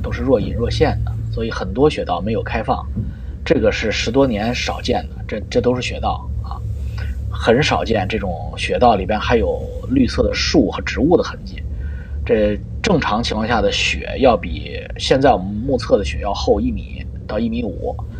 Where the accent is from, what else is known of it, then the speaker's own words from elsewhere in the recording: China; now in Canada; 我们中国人